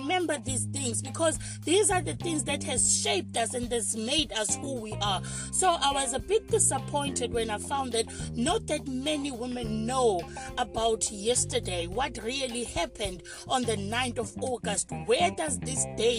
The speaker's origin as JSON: {"language": "English", "country": "South Africa", "said": "us as South African women"}